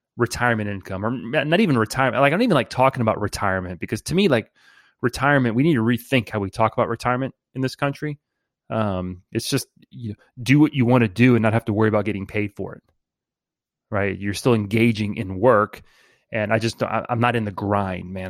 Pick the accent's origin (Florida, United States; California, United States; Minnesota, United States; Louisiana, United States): Louisiana, United States; New Orleans; from New Orleans, born and raised in the 504